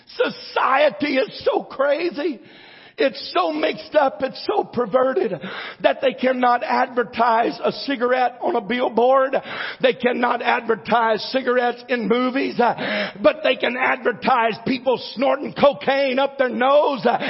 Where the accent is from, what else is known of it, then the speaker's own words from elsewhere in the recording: United States; I'm an American and I'm glad to be an American